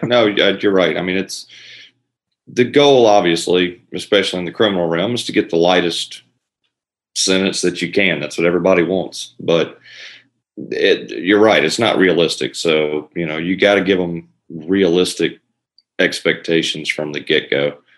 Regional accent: Elberton, Georgia, United States; also born or lived in Florida; I'm from Elberton, same place that uh, Jim and Steve are uh, from. I grew up here

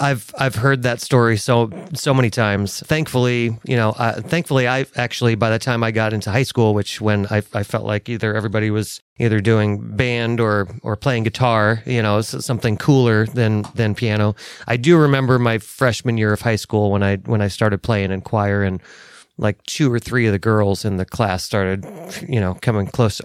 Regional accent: Los Angeles, California, United States; moved away as an adult; also born or lived in Phoenix, Arizona; I grew up in Los Angeles

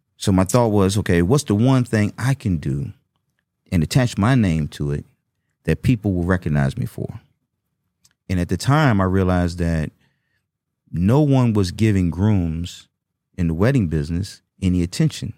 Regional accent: Washington, District of Columbia, United States; growing up in Washington, D C

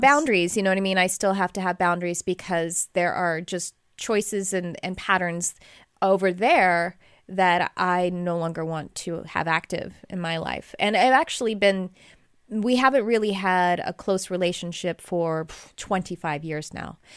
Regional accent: Texas, United States; we're from Texas

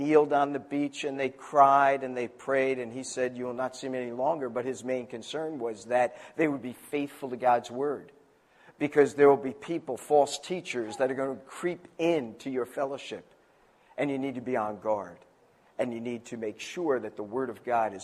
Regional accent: New Jersey, United States; now in Maryland, United States; I'm from Jersey

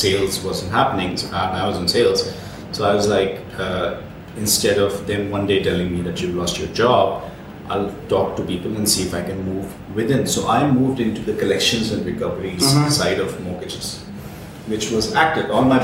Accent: Karachi, Sindh, Pakistan; also born or lived in Ireland; now in Dubai, United Arab Emirates; the same part of the world that I'm from Karachi

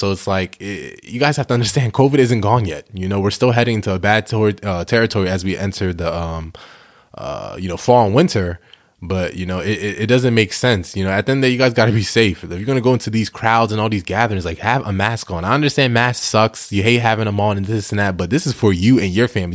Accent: New York, United States; moved away as an adult; also born or lived in New Jersey / Delaware; I'm originally from New York, Bronx, New York.

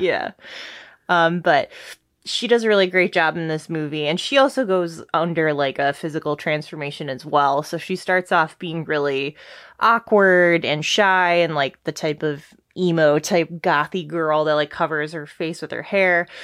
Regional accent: Detroit, Michigan, United States; We're from Detroit

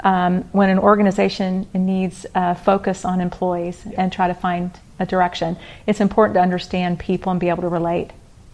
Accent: Atlanta, Georgia, United States; born there; also born or lived in Houston, United States; So, I was born in Atlanta, Georgia

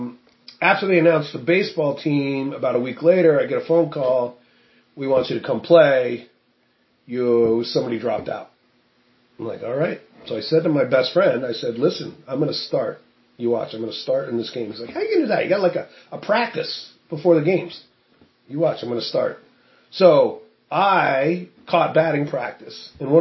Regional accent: Woodstock, Vermont, United States; Woodstock, Vermont.

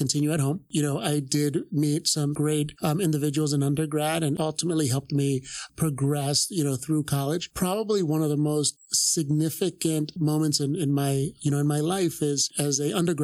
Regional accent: Philadelphia, Pennsylvania, United States; born and raised here in Philadelphia

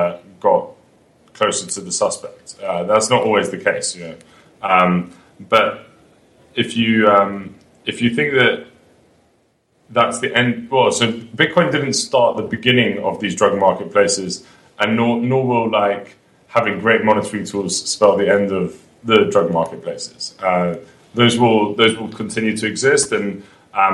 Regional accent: London, United Kingdom; moved away as an adult; now in New York, United States; I'm from London

